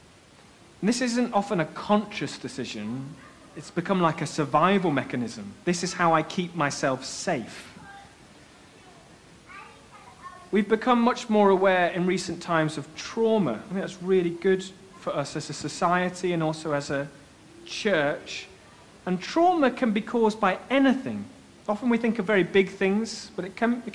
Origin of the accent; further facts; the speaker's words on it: Bradford, Yorkshire and the Humber, United Kingdom; Bradford. It's in West Yorkshire in England.